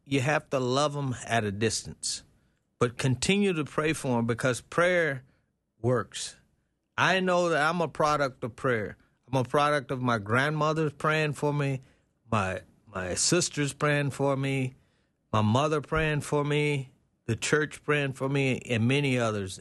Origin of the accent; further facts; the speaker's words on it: Texas, United States; growing up in Texas